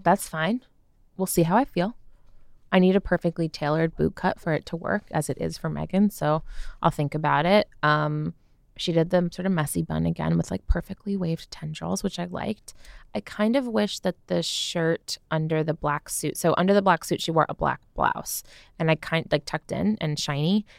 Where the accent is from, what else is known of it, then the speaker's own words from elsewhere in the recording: United States; I'm American